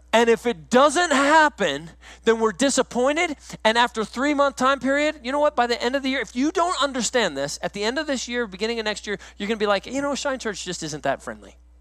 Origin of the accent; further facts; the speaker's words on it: Woodland Park, Colorado, United States; moved away as an adult; also born or lived in South Carolina; I grew up in Woodland Park, Colorado. I went to the same school from kindergarten to the time I graduated.